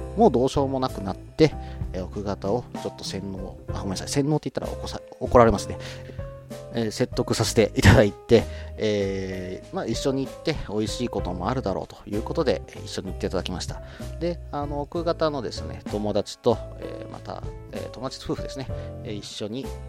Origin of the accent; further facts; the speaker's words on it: Kansai, Japan; 食べる関西人なんで